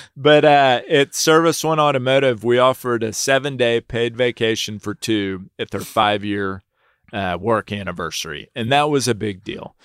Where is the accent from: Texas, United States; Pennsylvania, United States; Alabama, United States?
Texas, United States; Houston; also born or lived in Nashville, Tennessee / New York; I was born in Nashville, Tennessee, uh, moved to Houston when I was three years old